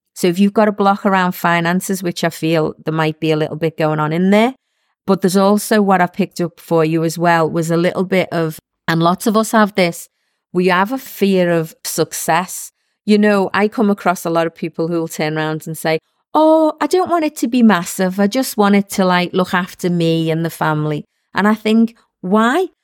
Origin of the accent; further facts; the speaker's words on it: Liverpool, North West England, United Kingdom; I was one of six kids growing up in Liverpool